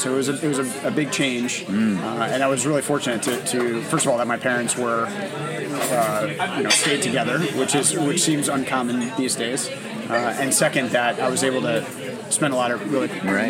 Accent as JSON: {"language": "English", "town": "New Rochelle", "region": "New York", "country": "United States", "tie": "born or raised there", "moved": "yes", "said": "I grew up in New Rochelle"}